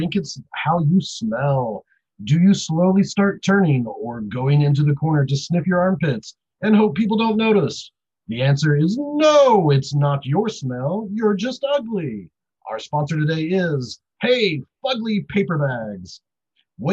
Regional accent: Oklahoma, United States; Oklahoma boy, born and raised

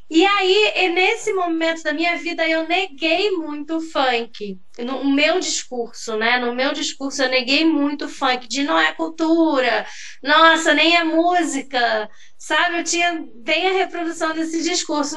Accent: São Gonçalo, Rio de Janeiro, Brazil; moved away as an adult; also born or lived in interior of Bahia; now in Bahia, Brazil; Eu morava em São Gonçalo, porque eu sou de São Gonçalo

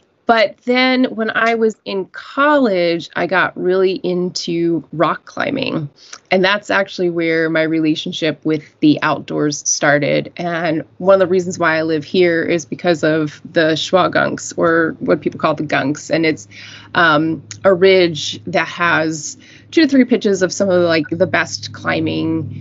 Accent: Western Maryland, United States; moved away as an adult; now in New York, United States; I originally grew up in Western Maryland, pretty close to West Virginia.

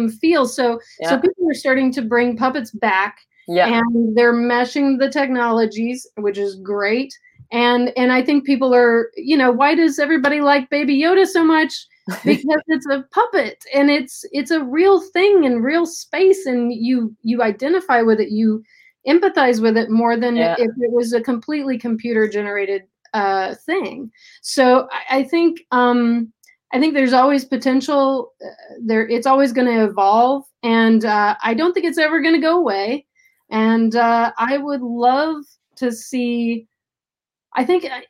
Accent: Tennessee, United States; now in Los Angeles, United States; Tennessee. That's my home state.

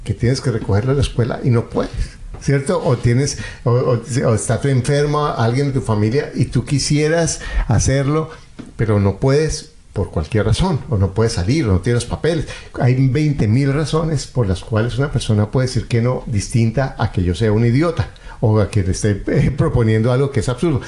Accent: Colombia; Yo recuerdo en Colombia, yo soy colombiano

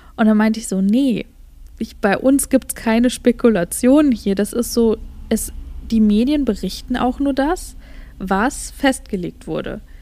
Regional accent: Germany; moved away; bei uns in Deutschland

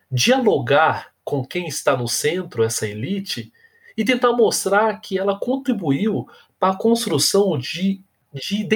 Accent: São Paulo, Brazil; Eu, como negro, advindo de uma coab em São Paulo

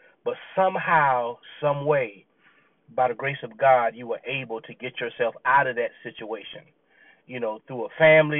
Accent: Clemson, South Carolina, United States; You know, I grew up in Clemson, South Carolina. Clemson was not a bad area to live in. I grew up in a neighborhood with family, you know, cousins and everyone else.

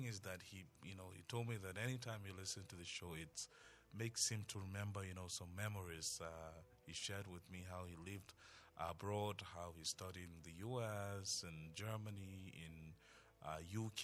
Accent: Tarok, Plateau, Nigeria; first language Tarok; English is a second language; how progressive my native tongue is

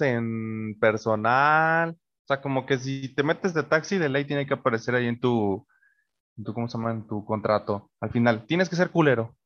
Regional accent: Mexico; los que somos de México

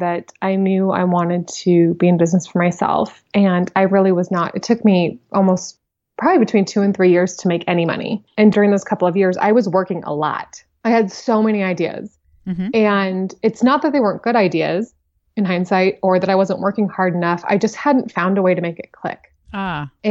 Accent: Billings, Montana, United States; I'm from Montana. I grew up in to me, it wasn't a small town because it's the biggest city in Montana

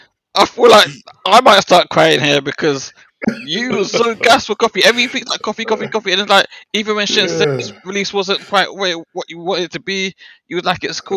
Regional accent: Jamaica; because, like, as a Jamaican, as a new artist coming through, I feel like I should be like her biggest fan, right?

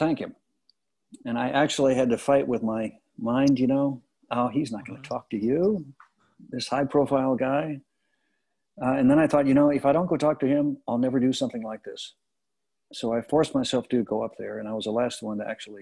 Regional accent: Kansas City, United States; moved away; I said, Kansas City.

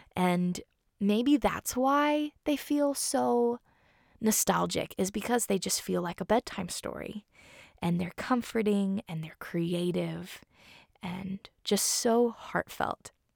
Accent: Seattle, Washington, United States; I was born in Seattle

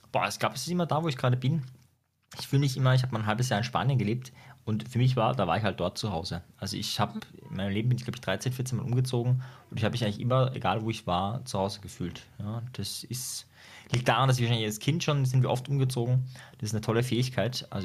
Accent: Austria; Ja, bei uns in Österreich gibt es ja Homeschooling sogar. Da ist das ja erlaubt, das ist ja bei euch illegal.

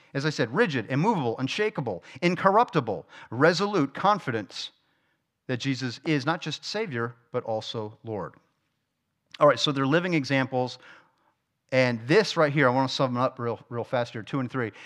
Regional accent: South Florida, United States; moved away; I'm from South Florida

